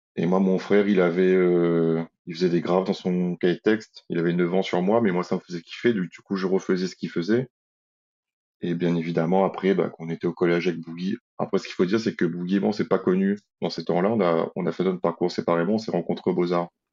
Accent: Saint-Denis, Réunion; j'ai grandi à Saint-Clotilde dans une impasse avec toute ma famille

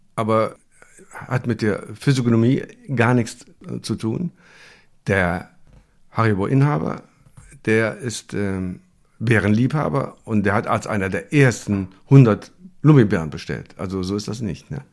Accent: Germany; Bei einem Bombenangriff geboren hier im Krankenhaus.

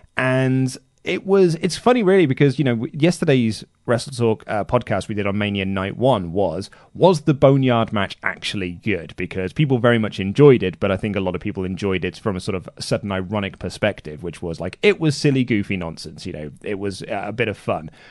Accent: United Kingdom; I'm British

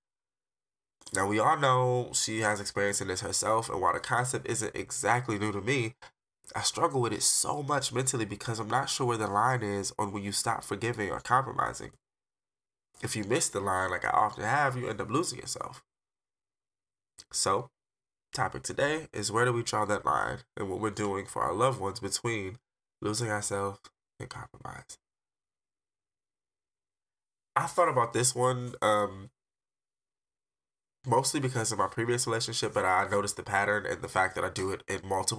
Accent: Detroit, Michigan, United States; now in Arizona, United States; I'm an artist from Detroit, but I currently reside in Arizona.

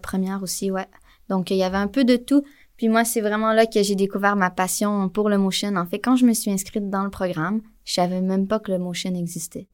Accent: Montreal, Quebec, Canada; also born or lived in Jonquière; je viens de Montréal

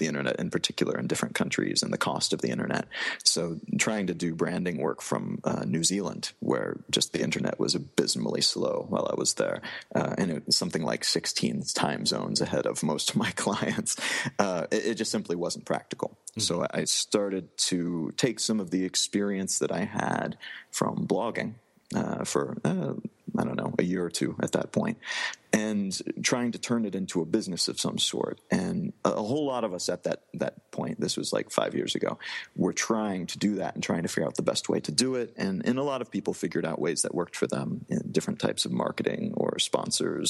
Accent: Midwest of the U.S., United States; moved away; growing up in the Midwest of the U.S.

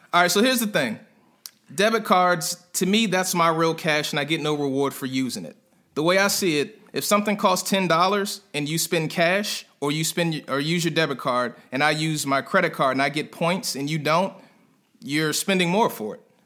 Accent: Prince George's County, Maryland, United States; moved away as an adult; also born or lived in North Carolina; I'm a guy from PG County, right outside of DC in Maryland

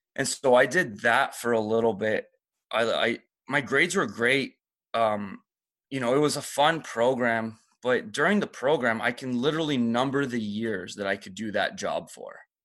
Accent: Toronto, Ontario, Canada; English is a second language; I kinda just grew up um, in Toronto pretty much for the rest of my life

